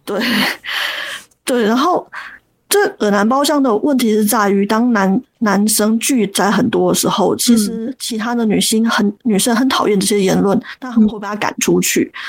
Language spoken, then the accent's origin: Chinese; Taiwan; 我是出生在不是都会区